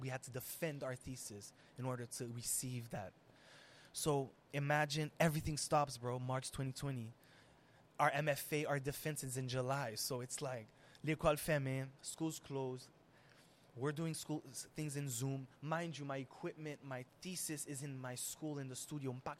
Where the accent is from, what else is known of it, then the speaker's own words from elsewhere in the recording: Haiti; being Haitian and Syrian and Arab and all of that, and growing up in Haiti